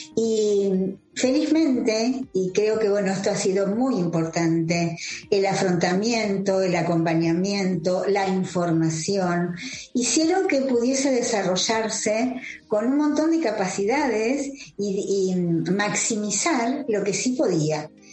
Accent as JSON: {"language": "Spanish", "country": "Argentina", "said": "soy cofundadora de Nuestra Visión Argentina"}